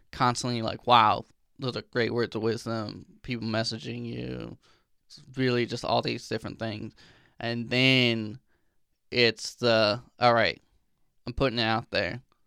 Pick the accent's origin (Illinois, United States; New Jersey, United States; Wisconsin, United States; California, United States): Illinois, United States; I grew up in Illinois